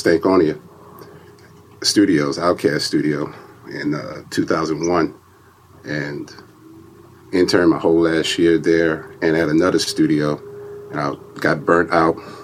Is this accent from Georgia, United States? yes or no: no; Sunset, Louisiana, United States; moved away; I grew up in Louisiana, a small town, Sunset, which was about 140 miles west of New Orleans